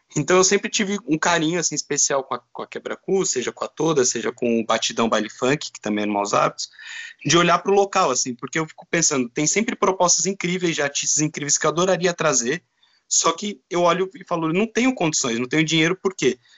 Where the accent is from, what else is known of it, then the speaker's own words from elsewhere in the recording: São Paulo, Brazil; moved away as an adult; now in Porto, Portugal; Sou de São Paulo